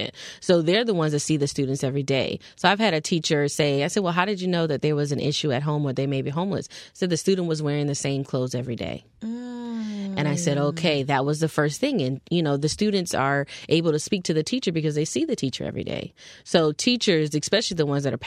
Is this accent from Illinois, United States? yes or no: no; Fort Lauderdale, Florida, United States; also born or lived in Tallahassee, Florida; I'm originally from Fort Lauderdale, Florida, born and raised.